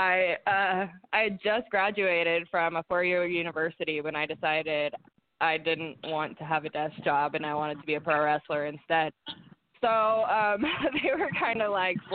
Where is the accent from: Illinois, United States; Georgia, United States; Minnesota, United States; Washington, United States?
Washington, United States; Seattle; I'm from Seattle.